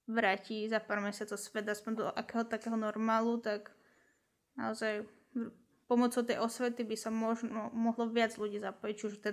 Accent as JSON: {"language": "Slovak", "town": "Kunov", "region": "Trnava Region", "country": "Slovakia", "said": "ja som z Kunove inak"}